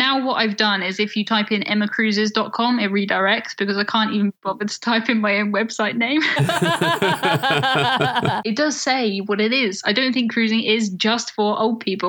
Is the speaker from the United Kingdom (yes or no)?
yes; United Kingdom; us from the UK